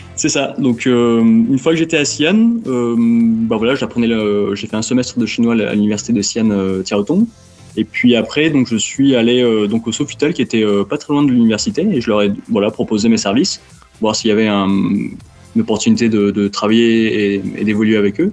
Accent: Montpellier, Occitania, France; moved away as an adult; also born or lived in China; je suis né à Montpellier et j'ai grandi à Montpellier

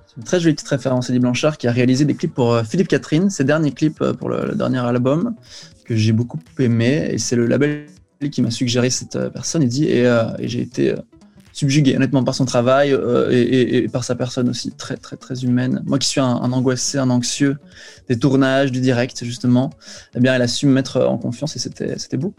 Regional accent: Belgium; je suis de Belgique

